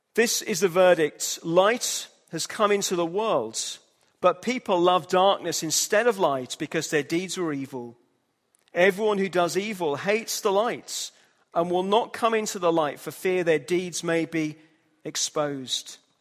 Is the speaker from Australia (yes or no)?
no; Hull, Yorkshire and the Humber, United Kingdom; moved away; I'm from Hull, in the north of England